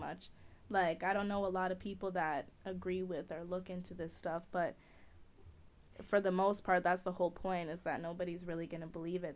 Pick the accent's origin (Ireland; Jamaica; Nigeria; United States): Jamaica; I'm Jamaican